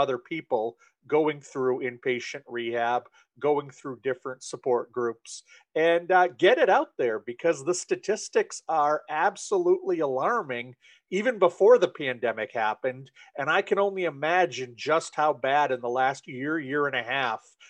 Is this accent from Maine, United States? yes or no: yes; Maine, United States; I am originally from Maine, still live here. I've spent most of my life here.